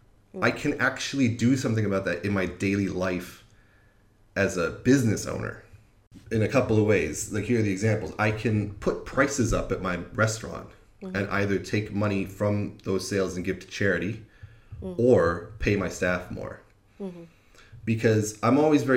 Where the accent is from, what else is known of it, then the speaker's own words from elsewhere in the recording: United States; moved away as an adult; also born or lived in Wisconsin; now in London, United Kingdom; I'm an American